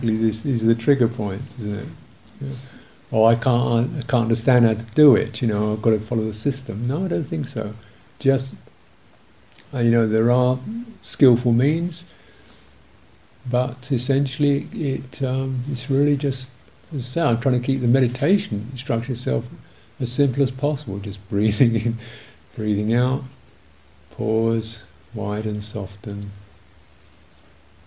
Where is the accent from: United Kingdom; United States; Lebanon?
United Kingdom; England; I'm too English